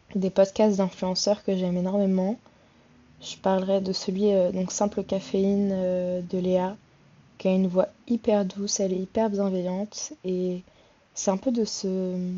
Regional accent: Le Havre, Normandy, France; now in Paris, France; je vis sur Paris, je suis d'originaire du Havre en Normandie

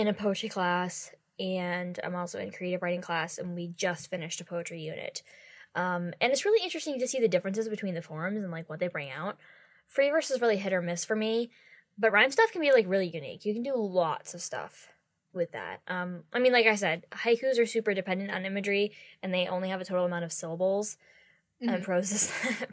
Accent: United States; we're both American

